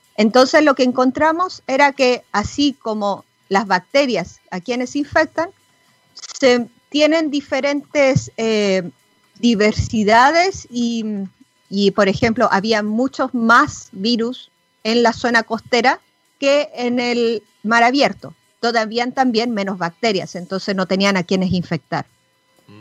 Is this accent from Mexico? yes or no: no; Chile; moved away; nosotros como chilenas en el extranjero no podemos votar